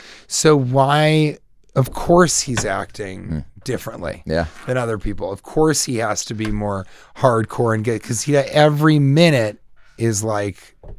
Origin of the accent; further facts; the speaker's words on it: Colorado, United States; I'm from Colorado.